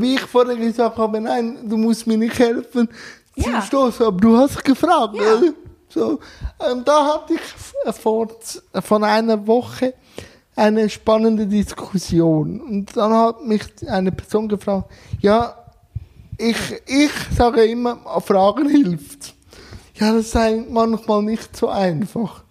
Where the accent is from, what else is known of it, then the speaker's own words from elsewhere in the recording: Switzerland; Ich als Schweizer